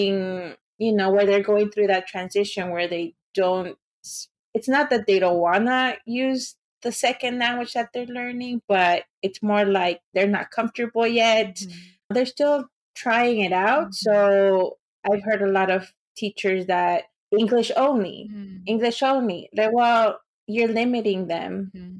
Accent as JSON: {"language": "English", "town": "Los Angeles", "region": "California", "country": "United States", "tie": "born or raised there", "second_language": "English", "said": "I was born around Pico Union, but then we moved to East"}